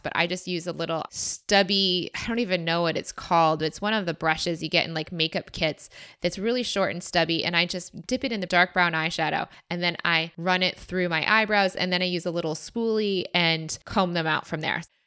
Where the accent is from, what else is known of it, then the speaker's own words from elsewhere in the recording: Michigan, United States; moved away; I said I was from Michigan